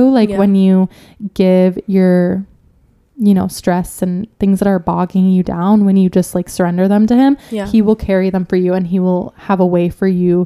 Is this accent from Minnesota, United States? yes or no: yes; Minnesota, United States; I'm from Minnesota